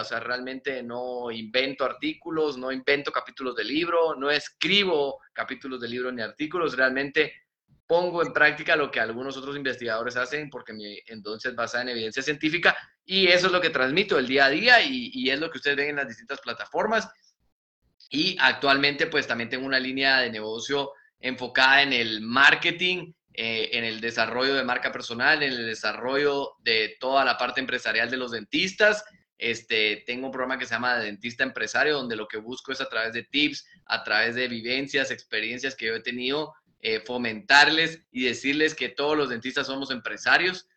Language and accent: Spanish; Guatemala; also born or lived in San Luis Potosí, Mexico; soy de Guatemala, este, vivo actualmente en la ciudad de Guatemala